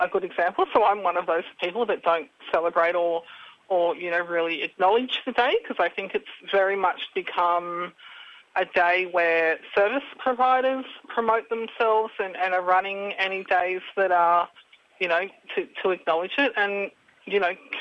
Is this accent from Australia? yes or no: yes; Taree, New South Wales, Australia; now in northern New South Wales, Australia; I grew up on Biripi country in Taree, and I'm currently living on Bundjalung land up in northern New South Wales.